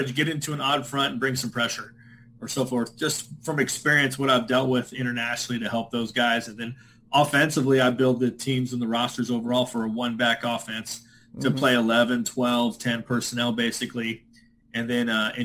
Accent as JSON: {"language": "English", "region": "California", "country": "United States", "tie": "born or raised there", "said": "I'm from California, so born and raised"}